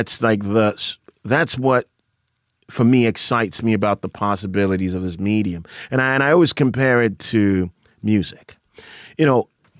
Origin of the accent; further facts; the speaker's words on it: Accra, Greater Accra, Ghana; moved away; So I grew up in Accra.